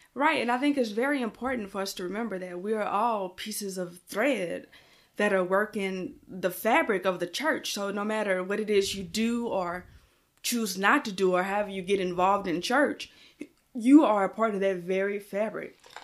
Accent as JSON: {"language": "English", "region": "Louisiana", "country": "United States", "moved": "yes", "said": "I'm from Louisiana"}